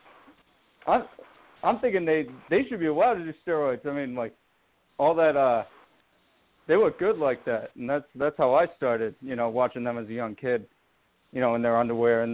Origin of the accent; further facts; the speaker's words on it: Boston, Massachusetts, United States; from Boston